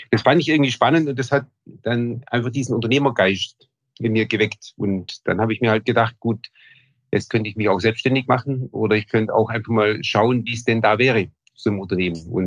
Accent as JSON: {"language": "German", "town": "Wasserburg am Bodensee", "region": "Bavaria", "country": "Germany", "tie": "born or raised there", "also_born_or_lived": "Ulm / Munich", "said": "Also, ich bin in Wasserburg am Bodensee geboren, ähm, bin dann in der Region auch aufgewachsen"}